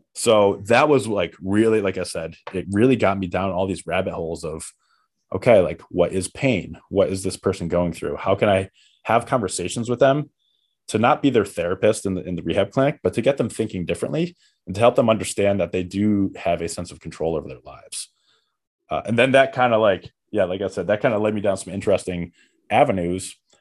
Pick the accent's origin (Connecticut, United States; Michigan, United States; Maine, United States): Connecticut, United States; moved away as an adult; also born or lived in Seattle; now in New York City, United States; I'm from Connecticut and I came to New York, like, my whole childhood, young adulthood